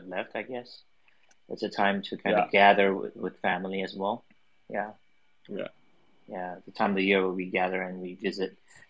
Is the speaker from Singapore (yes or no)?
yes; Singapore; moved away as an adult; also born or lived in Taipei; Home is still Singapore. I was born and bred, brought up in Singapore, studied in Singapore. Well, until maybe when I was 22. Yeah, then I flew to Taipei to start out my music career officially.